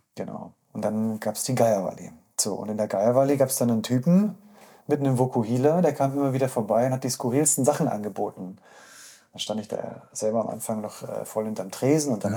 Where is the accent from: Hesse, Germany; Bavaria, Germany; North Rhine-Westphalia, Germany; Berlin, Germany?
Bavaria, Germany; Munich; ich bin aus Untergießen